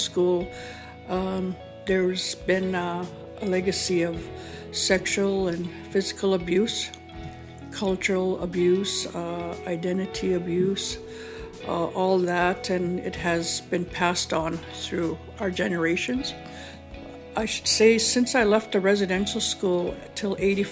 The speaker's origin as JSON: {"language": "English", "area": "One Arrow First Nation", "region": "Saskatchewan", "country": "Canada", "also_born_or_lived": "Duck Lake", "said": "I'm from One Arrow First Nation."}